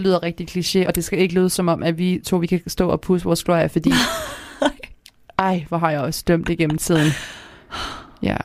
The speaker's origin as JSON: {"language": "Danish", "town": "Kalundborg", "region": "Zealand", "country": "Denmark", "accent": "Kalundborg Jutlandic", "moved": "as an adult", "lives_now": "Aarhus, Denmark", "said": "der, hvor jeg kommer fra, det er Kalumborg ja. på Sjælland, der snakker vi faktisk om, at vi snakker Kalumborg jysk"}